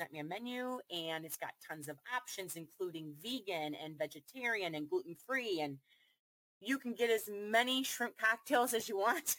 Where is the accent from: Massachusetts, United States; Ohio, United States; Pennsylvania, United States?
Ohio, United States; I'm from Ohio